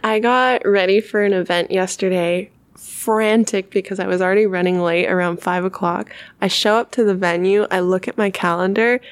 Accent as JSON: {"language": "English", "area": "Sonoma County", "region": "California", "country": "United States", "tie": "born or raised there", "moved": "as an adult", "lives_now": "San Francisco, United States", "said": "my hometown of Sonoma County"}